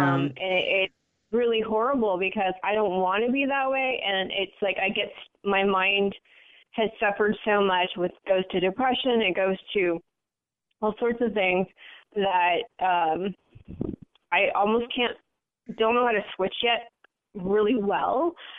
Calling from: San Francisco, California, United States; I'm calling from San Francisco area.

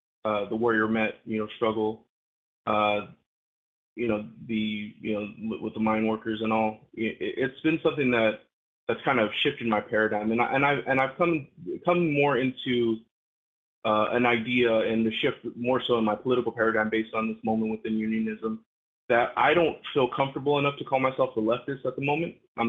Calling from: West Coast, United States; Adam, Jacob, this is … from the West Coast.

